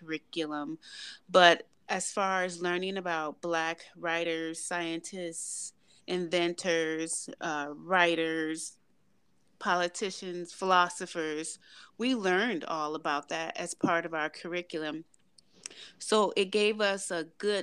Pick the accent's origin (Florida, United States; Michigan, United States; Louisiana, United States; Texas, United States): Michigan, United States; Detroit; moved away as an adult; I grew up in Detroit, Michigan